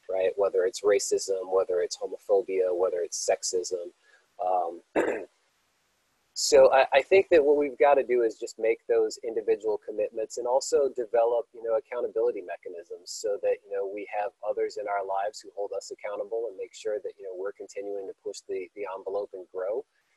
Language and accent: English; Baton Rouge, Louisiana, United States; born Black in Baton Rouge in the 1970s